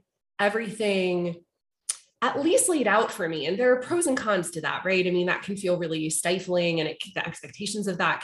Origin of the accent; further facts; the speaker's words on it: Charlottesville, Virginia, United States; moved away; I grew up in Charlottesville.